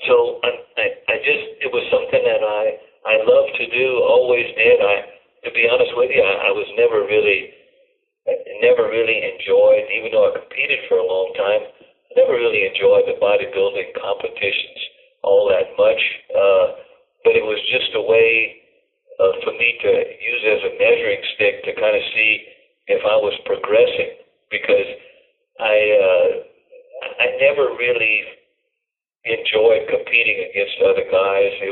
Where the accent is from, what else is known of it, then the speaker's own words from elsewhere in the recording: Louisiana, United States; now in California, United States; I'm originally from Louisiana.